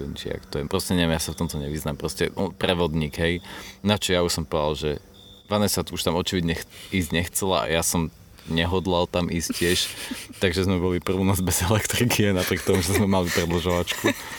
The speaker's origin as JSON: {"language": "Slovak", "country": "Slovakia", "said": "sme zo Slovenska"}